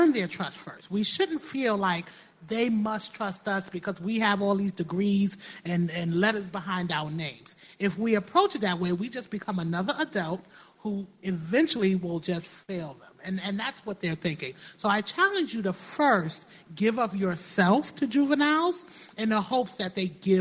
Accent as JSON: {"language": "English", "town": "New York City", "region": "New York", "country": "United States", "tie": "born or raised there", "said": "growing up in New York, I have been stopped and frisked a lot"}